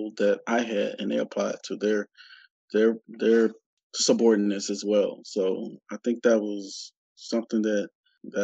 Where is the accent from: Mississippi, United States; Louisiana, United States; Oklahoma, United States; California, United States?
Mississippi, United States; Gulfport; I grew up in Gulfport, Mississippi, on the coast, probably about 60, 70 miles east of New Orleans